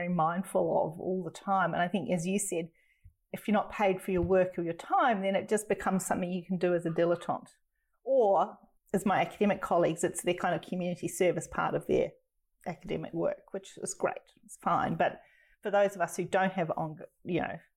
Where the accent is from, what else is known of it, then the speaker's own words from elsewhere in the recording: New Zealand; now in Australia; I'm a New Zealander. I'm not Australian anyway, so I'm always an outsider here.